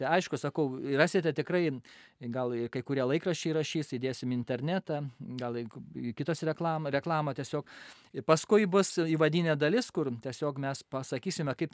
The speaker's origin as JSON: {"language": "Lithuanian", "country": "Lithuania", "said": "aš esu lietuvis, bet esu basasis karmelitas ir mano motina yra ispanė."}